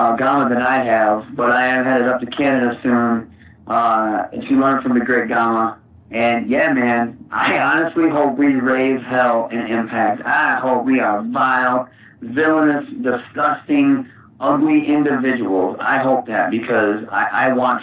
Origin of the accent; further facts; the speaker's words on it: Saginaw, Michigan, United States; I'm from Saginaw.